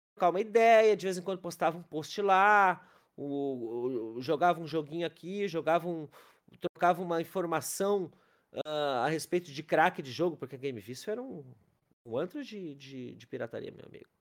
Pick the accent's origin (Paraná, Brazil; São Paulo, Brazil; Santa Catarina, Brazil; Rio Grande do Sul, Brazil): Rio Grande do Sul, Brazil; Capão da Canoa; also born or lived in Porto Alegre; Eu, eu morava em Capão da Canoa, que é a minha cidade de origem